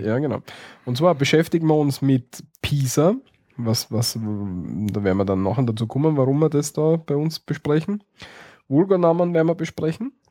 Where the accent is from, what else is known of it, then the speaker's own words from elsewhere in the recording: Styria, Austria; bei uns in der Steiermark